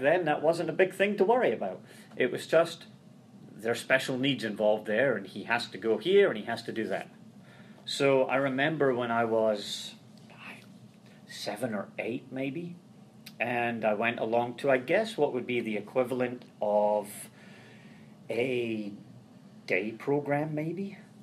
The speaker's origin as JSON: {"language": "English", "region": "Scotland", "country": "United Kingdom", "tie": "born or raised there", "moved": "as an adult", "lives_now": "Ohio, United States", "said": "Growing up in Scotland"}